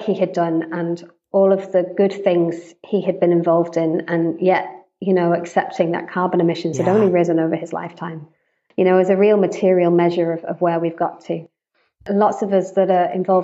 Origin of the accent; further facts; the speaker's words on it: United Kingdom; also born or lived in United States; I'm British, white British. I've lived most of my life in the UK